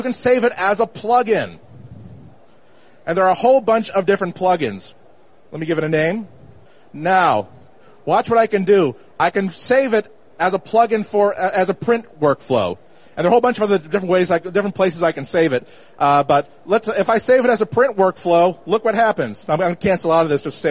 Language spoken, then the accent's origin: English; Boston, Massachusetts, United States; I'm from Boston. If I say, let's go get a tonic, we'll go to Worcester, then Leominster